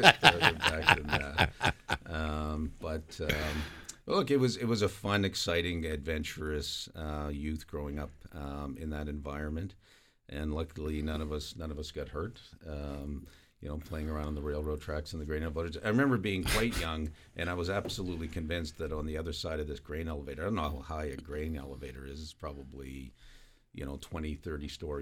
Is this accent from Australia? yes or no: no; Halifax, Nova Scotia, Canada; I grew up in Halifax, Nova Scotia, a small street called South Bland Street